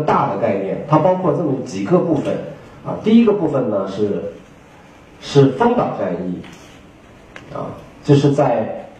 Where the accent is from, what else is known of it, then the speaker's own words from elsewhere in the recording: China; 但是我们中国人对日本一百二十年以后